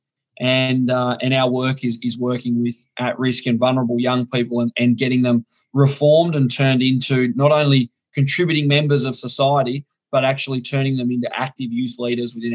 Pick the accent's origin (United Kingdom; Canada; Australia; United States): Australia; northern Tasmania; So I'm from Tasmania. For those of you who don't know, that tiny little apple isle at the bottom of Australia. I grew up in the north of the state.